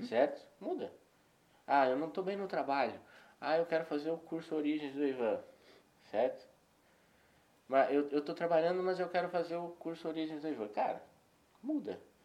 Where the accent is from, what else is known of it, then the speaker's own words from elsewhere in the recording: Paraná, Brazil; now in Belo Horizonte, Brazil; Eu sou paranaense